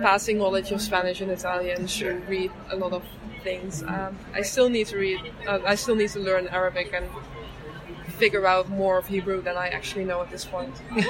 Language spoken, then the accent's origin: English; Netherlands; English is a second language; I grew up in the Netherlands and we were very into learning languages early on.